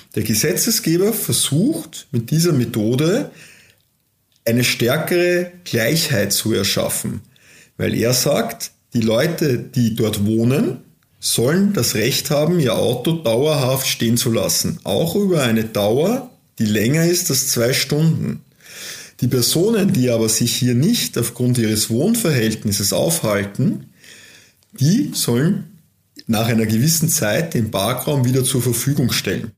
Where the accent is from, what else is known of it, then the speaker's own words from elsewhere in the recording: Austria; als Österreicher, als Europäer, als Weltbürger